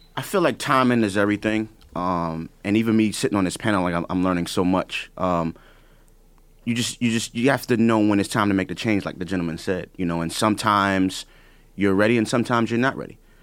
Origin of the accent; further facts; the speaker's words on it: New York City, New York, United States; I'm from the Bronx. I'm from the hood